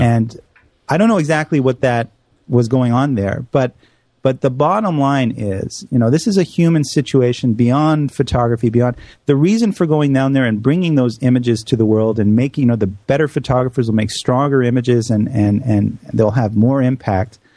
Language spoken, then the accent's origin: English; Canada; moved away; my home country of Canada